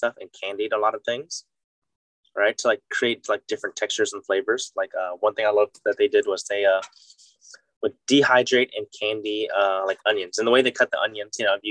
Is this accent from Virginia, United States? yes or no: no; Lafayette, Louisiana, United States; moved away as an adult; also born or lived in Baton Rouge, Louisiana; now in Washington, D.C., United States; Lafayette, Louisiana, which is like my hometown where my family lives